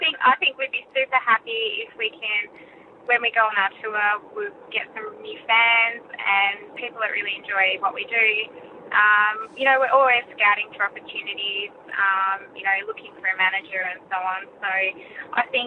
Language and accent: English; Perth, Western Australia, Australia; we're local